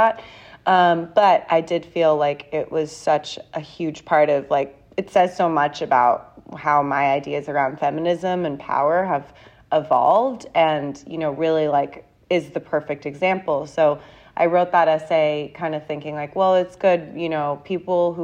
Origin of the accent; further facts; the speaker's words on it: San Diego, California, United States; moved away as an adult; also born or lived in London, United Kingdom; now in New York, United States; I'm really from California.